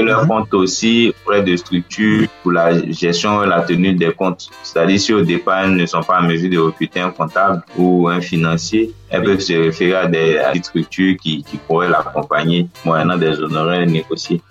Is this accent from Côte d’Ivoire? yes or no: yes; western Côte d'Ivoire, Côte d’Ivoire; French is a second language; je suis de l'ouest de la Côte d'Ivoire